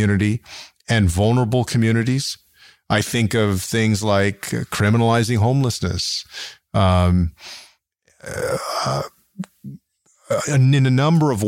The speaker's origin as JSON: {"language": "English", "town": "San Antonio", "region": "Texas", "country": "United States", "tie": "born or raised there", "said": "my hometown of San Antonio had more drive-by shootings than Austin, Houston, and Dallas combined"}